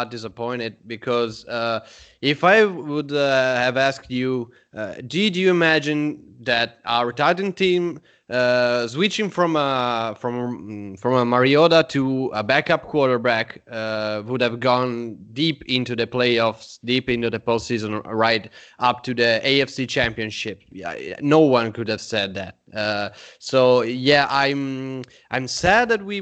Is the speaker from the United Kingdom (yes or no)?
no; Italy; we are from Italy.